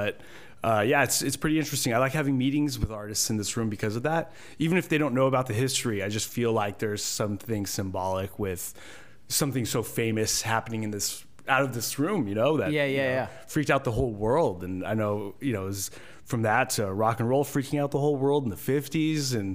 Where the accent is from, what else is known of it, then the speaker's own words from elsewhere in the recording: Phoenix, Arizona, United States; I'm from Phoenix, Arizona